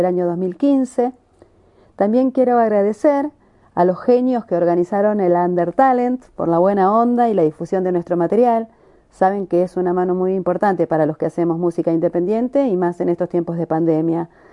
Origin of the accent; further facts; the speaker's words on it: La Plata, Buenos Aires Province, Argentina; somos platenses